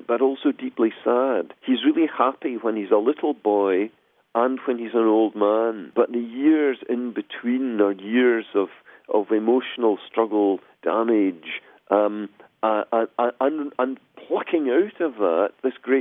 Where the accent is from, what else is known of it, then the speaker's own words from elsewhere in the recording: Glasgow, Scotland, United Kingdom; moved away; I come from Glasgow originally in the west of Scotland